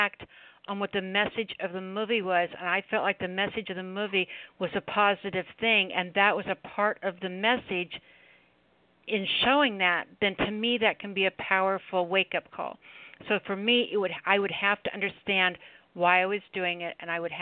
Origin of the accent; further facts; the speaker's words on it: United States; as American people